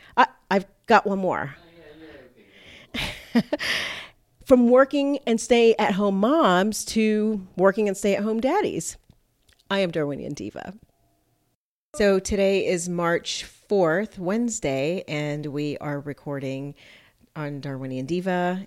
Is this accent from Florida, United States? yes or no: yes; Miami, Florida, United States; moved away as an adult; also born or lived in Fort Lauderdale; my hometown, Miami, and Fort Lauderdale area